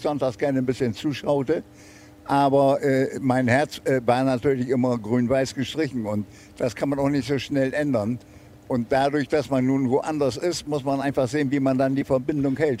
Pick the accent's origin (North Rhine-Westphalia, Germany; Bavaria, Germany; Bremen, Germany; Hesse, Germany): Bremen, Germany; moved away as an adult; also born or lived in Argentina / Montevideo; bin ich Bremer